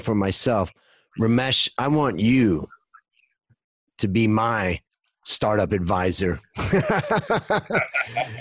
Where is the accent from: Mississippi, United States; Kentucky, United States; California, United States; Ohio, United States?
Ohio, United States; Hudson; moved away as an adult; now in Thailand; We grew up outside of Cleveland in Little Hudson, Ohio